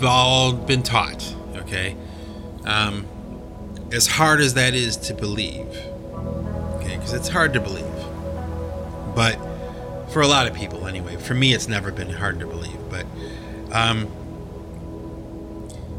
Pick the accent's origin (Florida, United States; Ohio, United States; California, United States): Ohio, United States; Cleveland; now in New England, United States; I was born and raised in Cleveland, Ohio